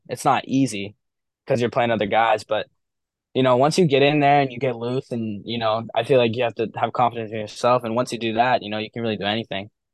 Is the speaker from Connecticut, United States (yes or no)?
no; Milford, New Hampshire, United States; Milford is my hometown. It's my public school. It's where I've always grown up